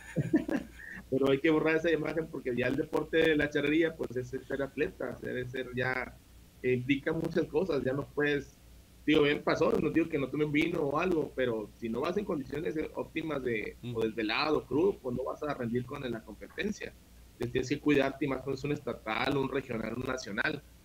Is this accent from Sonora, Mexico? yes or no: no; Ciudad Juárez, Chihuahua, Mexico; also born or lived in El Paso, Texas; aquí me quedé toda mi vida, nomás nací en El Paso, Texas este, por cosas de, familia, pero siempre viví pues desde, el primer día que salí del hospital aquí en, Ciudad Juárez, Chihuahua